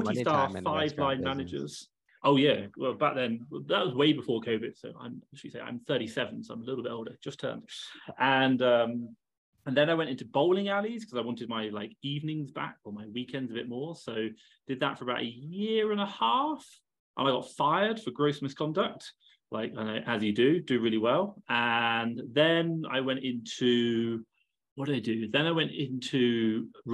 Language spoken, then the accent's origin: English; England, United Kingdom; So I'm English. You can probably tell by the accent. I have that going for me. I grew up in England.